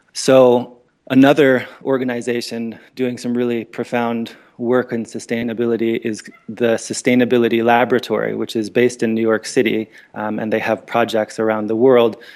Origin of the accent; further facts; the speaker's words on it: Northern Ontario, Canada; moved away; also born or lived in American Southwest; I grew up in Northern Ontario, Canada